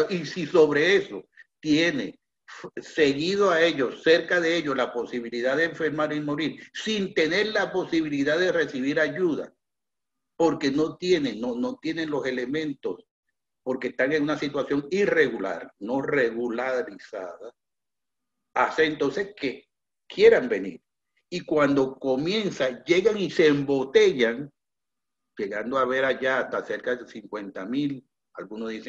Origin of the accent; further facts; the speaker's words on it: Venezuela; en el único lugar donde yo puedo demostrar que soy venezolano, que es mi cédula de identidad